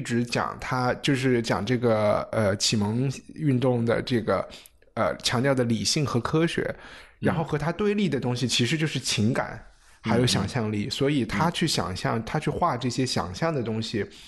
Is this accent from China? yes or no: yes; China; 我们中国人